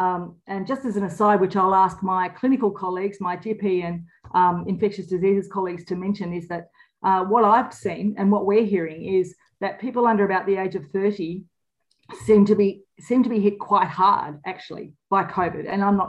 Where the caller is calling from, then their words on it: Victoria, Australia; And I'm calling from Wadawurrung country today.